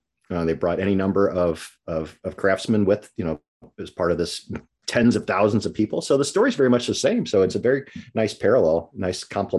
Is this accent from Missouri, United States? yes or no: yes; St. Louis, Missouri, United States; I grew up in South St. Louis by Carnelet Park and all over up and down Morganford, all the Gravois district and stuff